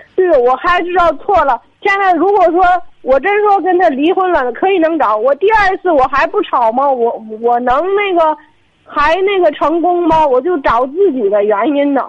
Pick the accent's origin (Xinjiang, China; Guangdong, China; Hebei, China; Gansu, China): Hebei, China; Tangshan; 我唐山的